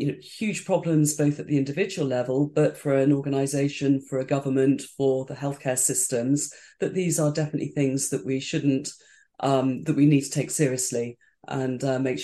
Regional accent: United Kingdom; I'm British, so it's the stiff upper lip, it's just kind of get on with it and whatever.

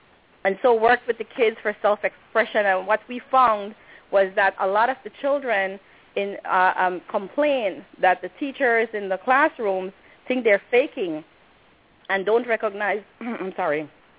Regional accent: Belize; we basically go around and tell people we are from Belize

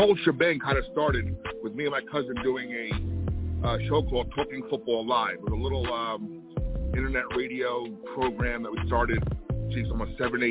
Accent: Elmwood Park, New Jersey, United States; Right now, I'm in Elmwood Park, New Jersey. We're about 15, 20 minutes outside of New York City

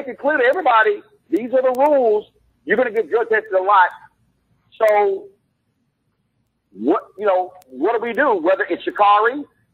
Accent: Texas, United States; I'm from Texas

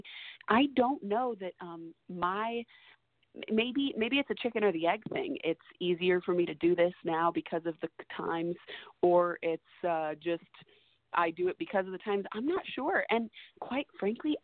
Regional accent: Seattle, Washington, United States; Seattle, because it's my hometown

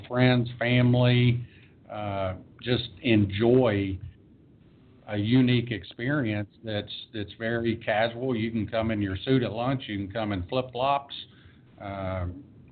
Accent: Denton, Texas, United States; opened a third store in my hometown, which is Denton, Texas

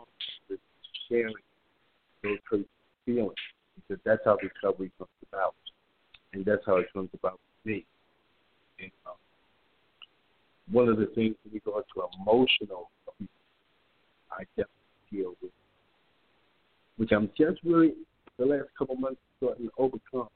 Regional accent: Wilmington, Delaware, United States; moved away as an adult; now in Dallas, United States; I'm 56 years old, and I was born in Wilmington, Delaware. I just recently moved to the Dallas area 14 months ago

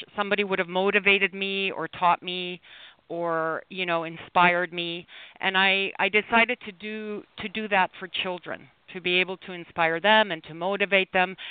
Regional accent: Mexico City, Mexico; also born or lived in Chicago, Illinois; I was born in Chicago, Illinois, and I was raised in Mexico City, Mexico

